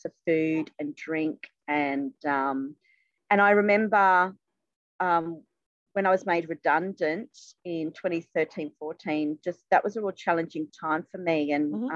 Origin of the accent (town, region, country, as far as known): Sydney, New South Wales, Australia; born or raised there; also born or lived in England